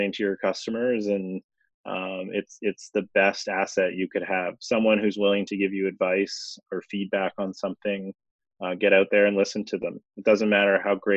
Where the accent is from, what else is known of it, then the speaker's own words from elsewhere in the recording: Toronto, Ontario, Canada; I grew up in Toronto.